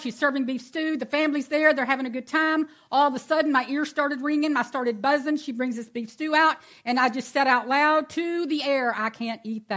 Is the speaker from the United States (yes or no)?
yes; Houston, Texas, United States; also born or lived in Angleton, Texas; I'm born and raised in Texas